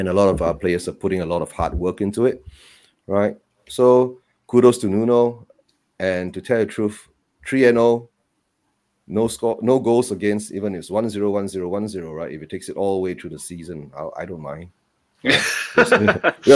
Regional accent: Malaysia; I'm from Malaysia

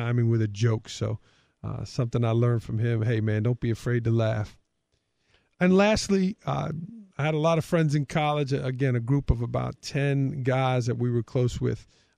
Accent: New York City, New York, United States; I grew up in Staten Island

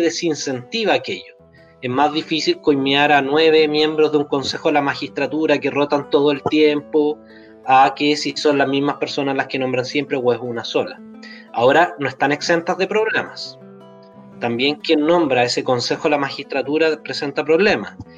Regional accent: Temuco, Araucanía, Chile; Yo soy de allá, de Temuco.

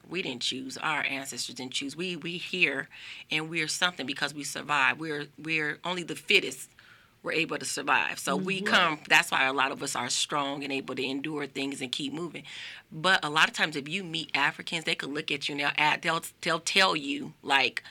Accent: Las Vegas, Nevada, United States; I'm born and raised right here, Las Vegas, Nevada

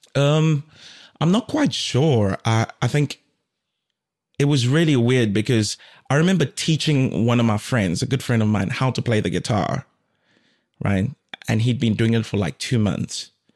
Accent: South Africa; moved away as an adult; also born or lived in Democratic Republic of the Congo / Durban, South Africa / Cape Town, South Africa; now in Finland; I was born in the DRC Congo and my family moved to South Africa when I was like two years old.

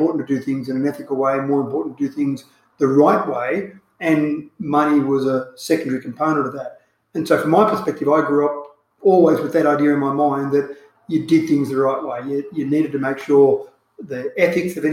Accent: Dubbo, New South Wales, Australia; I was born here in Dubbo, Dubbo Base Hospital

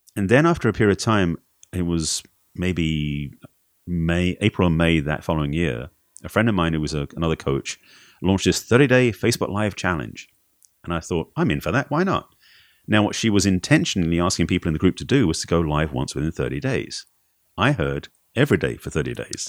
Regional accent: Essex, East of England, United Kingdom; moved away; England originally.

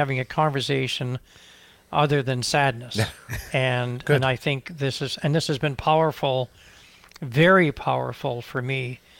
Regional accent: the Maritimes, Canada; because I'm from the Atlantic Maritimes

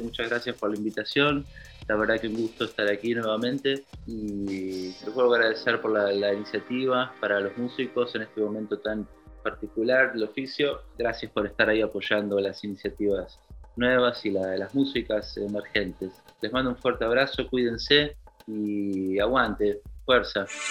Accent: Buenos Aires, Argentina; Soy músico de Buenos Aires

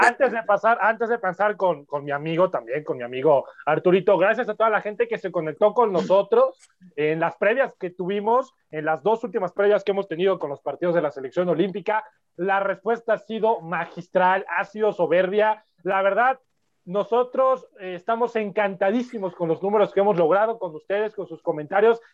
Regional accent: Puebla, Mexico; Somos guapos los poblanos

